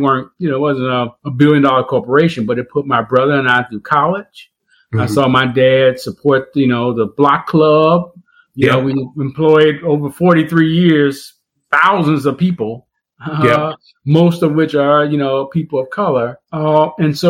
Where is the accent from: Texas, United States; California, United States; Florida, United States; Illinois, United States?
Illinois, United States; Chicago; also born or lived in Bellwood, Illinois; I grew up, the first decade of my life on the west side of Chicago